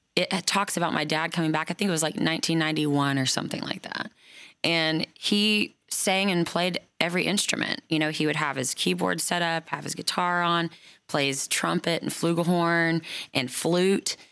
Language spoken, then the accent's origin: English; Oklahoma, United States; now in Nashville, United States; I've been brought up around Native American culture my whole life, being from Oklahoma.